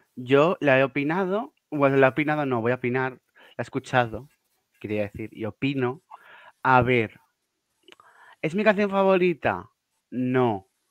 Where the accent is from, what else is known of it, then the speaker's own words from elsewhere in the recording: Pamplona, Navarre, Spain; yo soy de Pamplona